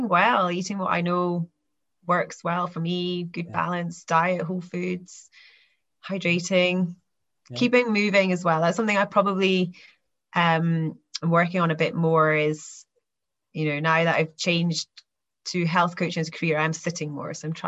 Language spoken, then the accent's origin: English; Aberdeenshire, Scotland, United Kingdom; I grew up here in Aberdeenshire and grew up on a farm